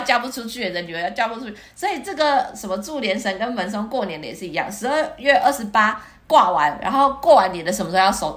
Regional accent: Taiwan; 我们台湾

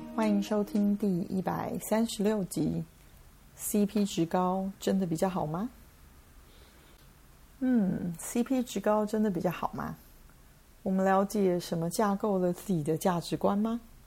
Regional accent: Taiwan; 我们台湾人习惯说

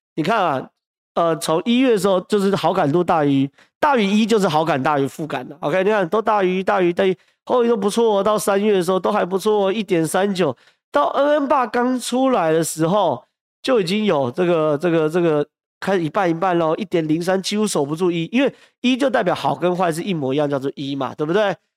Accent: Taiwan; 我是台湾人

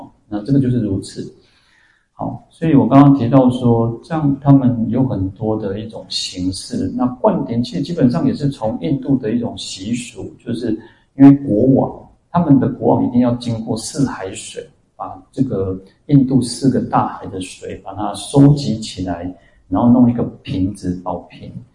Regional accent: Taiwan; 我们台湾人

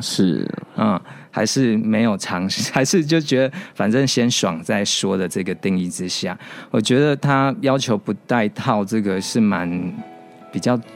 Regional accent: Kaohsiung, Taiwan; 因为我是高雄人

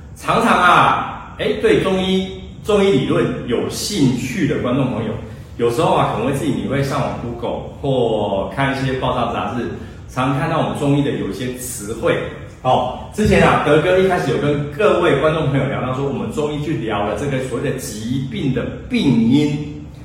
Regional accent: Taiwan; 我们台湾人

